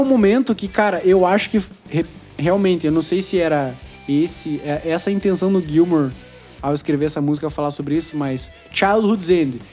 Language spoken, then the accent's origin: Portuguese; Brazil; Toda a nossa raiz, como sul-americanos, como brasileiros